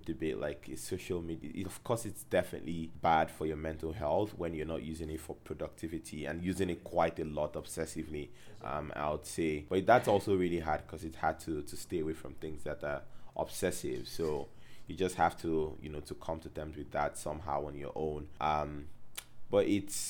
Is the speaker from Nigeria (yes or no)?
yes; Calabar, Cross River, Nigeria; this kid from Calabar